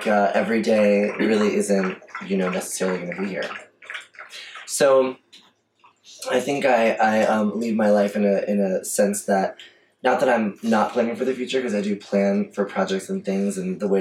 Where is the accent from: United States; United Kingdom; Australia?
United States; Coral Springs, Florida; moved away as an adult; also born or lived in Miami / New York; now in Atlanta, United States; I grew up in Fort Lauderdale, Coral Springs to be technical